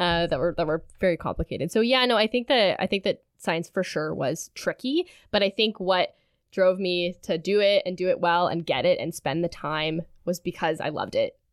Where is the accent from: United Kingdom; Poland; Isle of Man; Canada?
Canada; Sudbury, Ontario; moved away as an adult; now in Kingston, Canada; I'm originally from Sudbury, Ontario